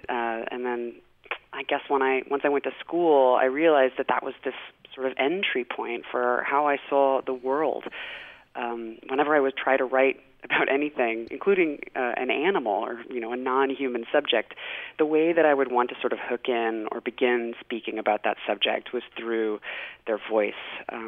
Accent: South Carolina, United States; And of course, you know, when you're growing up in Gwinnett County, South Carolina, you don't hear a lot of Boston accents.

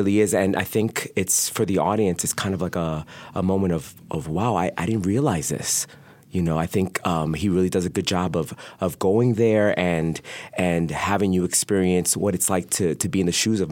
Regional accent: Puerto Rico; moved away; I grew up in Puerto Rico

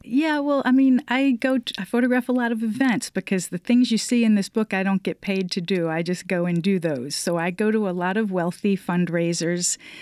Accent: New Orleans, Louisiana, United States; also born or lived in North Shore, Louisiana; now in New Orleans, United States; I was born in New Orleans

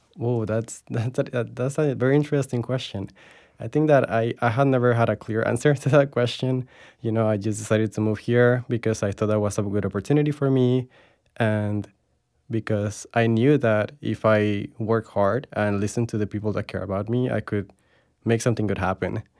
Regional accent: Bogota, Bogotá Capital District, Colombia; moved away as an adult; now in Florida, United States; I was born and raised in Bogota, Colombia. I lived there my whole life

